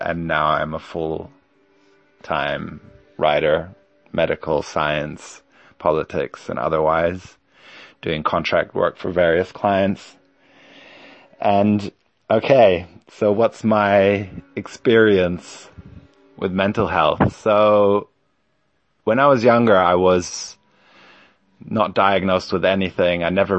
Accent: Munich, Bavaria, Germany; moved away as an adult; also born or lived in Stockholm, Sweden / New Jersey, United States / Berlin; So I was born in Sweden in 1975 in Stockholm, and when I was very young, about 5 months, we moved to New Jersey, and I grew up there until I was about 5 years old. Moved to Germany, to Berlin, and then Munich till I was 18

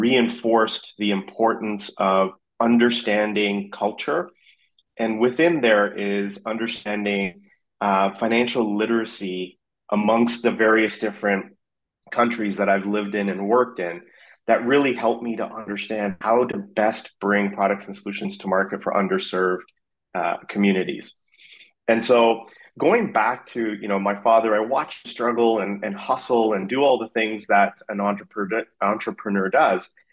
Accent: Vancouver, British Columbia, Canada; moved away as an adult; also born or lived in South Africa / Afghanistan / Singapore / Dubai; now in San Francisco, United States; I grew up in Vancouver

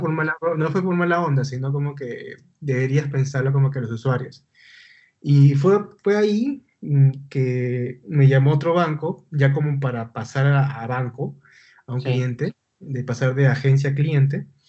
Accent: Lima, Peru; yo soy de Lima, Perú.

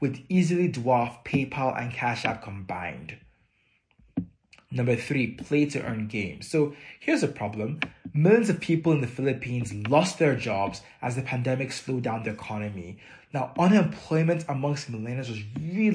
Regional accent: Nigeria; moved away; growing up in Nigeria

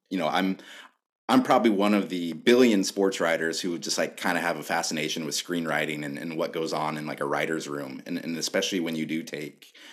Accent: Alaska, United States; moved away; when I was a kid growing up in Alaska

